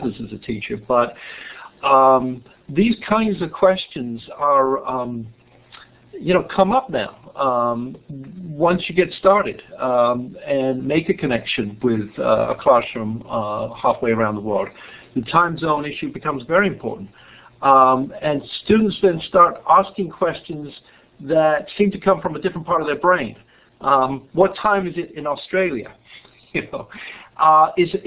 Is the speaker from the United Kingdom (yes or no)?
yes; England, United Kingdom; moved away as an adult; I was born in England, and my biography is pretty simple for about the first 27 years. I went to school in England